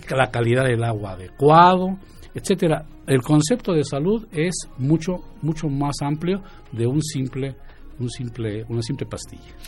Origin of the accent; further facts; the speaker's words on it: Mexico City, Mexico; moved away as an adult; also born or lived in Guadalajara; now in Querétaro, Mexico; yo soy de Ciudad de México y estudié en la Universidad Nacional Autónoma de México